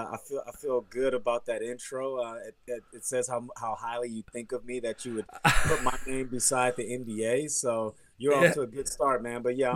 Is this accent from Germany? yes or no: yes; Germany; moved away; also born or lived in Katy, Texas; I'm from Houston, Texas. Actually, Katy, Brookshire, Texas, which is a suburb like 30 miles out of downtown Houston. And I actually grew up in Germany. I moved to Germany when I was 5 or 6 years old.